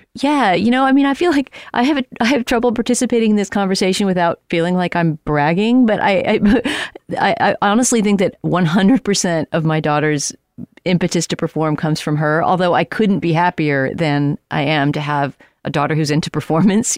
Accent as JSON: {"language": "English", "town": "San Antonio", "region": "Texas", "country": "United States", "tie": "born or raised there", "moved": "yes", "said": "I was in San Antonio, my hometown"}